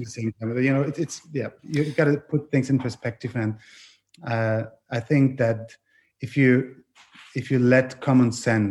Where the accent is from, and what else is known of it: Southern Germany, Germany; born or raised there; English is a second language; also born or lived in Innsbruck, Austria; now in Vienna, Austria